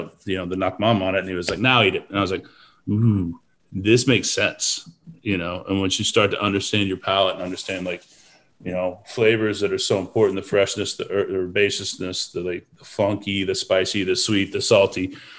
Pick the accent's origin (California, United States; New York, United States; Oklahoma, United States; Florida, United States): Oklahoma, United States; Tulsa; also born or lived in Nebraska; now in Houston, United States; I was born in Nebraska, and then we moved to Tulsa, Oklahoma, when I was one. It's kind of where I grew up